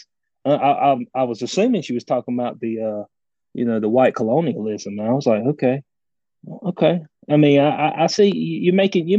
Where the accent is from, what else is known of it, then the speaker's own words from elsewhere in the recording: North Carolina, United States; accent: extremely deep; I am from North Carolina